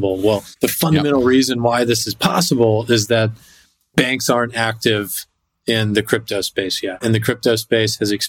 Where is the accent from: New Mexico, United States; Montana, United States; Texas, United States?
Texas, United States; moved away as an adult; now in New York City, United States; I grew up in Texas and moved to New York City after I finished school